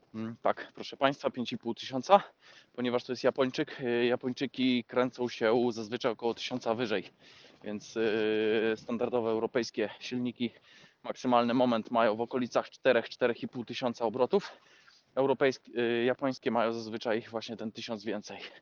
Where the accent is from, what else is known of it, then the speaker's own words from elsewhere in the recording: Poland; moved away; u nas w Polsce